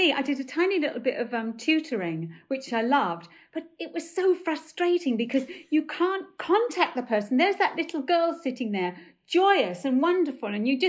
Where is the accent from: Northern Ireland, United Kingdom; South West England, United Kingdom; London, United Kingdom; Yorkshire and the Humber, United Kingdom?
London, United Kingdom; Stepney; accent: Cockney; So I come from Stepney, right, with a very, very high Cockney accent. I used to talk like that.